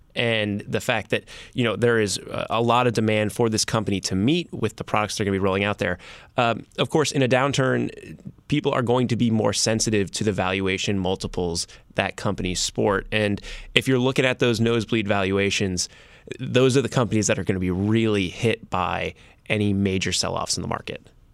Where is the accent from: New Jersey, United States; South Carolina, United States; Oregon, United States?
New Jersey, United States; I'm from New Jersey.